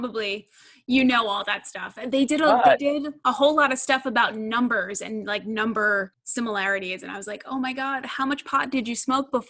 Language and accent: English; Stony Brook, New York, United States; I grew up in Stony Brook.